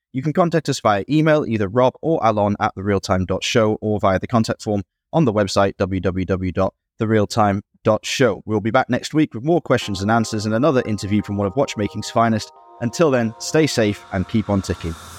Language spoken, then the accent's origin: English; near Ashbourne, East Midlands, United Kingdom; C W Cellars in Ashbourne, near my hometown